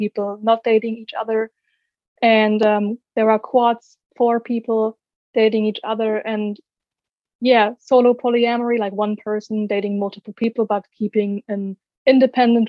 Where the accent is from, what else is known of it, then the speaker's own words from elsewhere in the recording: Germany; I'm from Germany, as you said, and I'm 23 years old